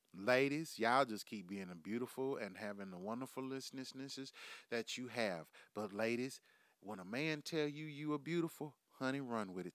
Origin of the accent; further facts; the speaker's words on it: United States; we live in America